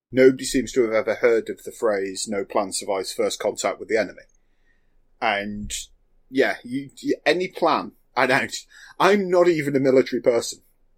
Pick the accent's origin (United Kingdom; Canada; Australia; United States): United Kingdom; And I'm British